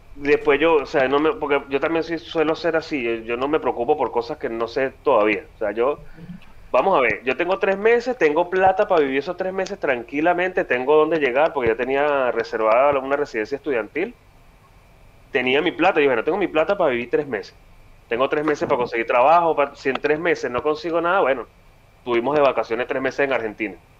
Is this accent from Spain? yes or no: no; Venezuela; moved away as an adult; yo desde el día que salí de Venezuela dije, no, me voy de aquí, no vuelvo jamás